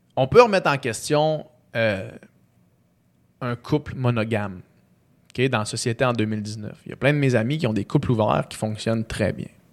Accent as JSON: {"language": "French", "town": "Chicoutimi", "region": "Quebec", "country": "Canada", "tie": "born or raised there", "also_born_or_lived": "Houston, Texas", "said": "quand je suis né à Chicoutimi"}